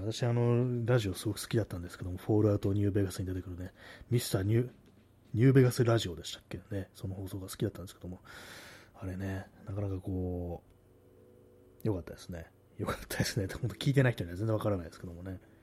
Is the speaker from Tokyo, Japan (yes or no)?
yes; Tokyo, Japan; accent: Tokyo accent; 私、あの、東京の人間なんですけども、まあ、自分ではね、意識してないんですけども、多分まあその東京なまりというか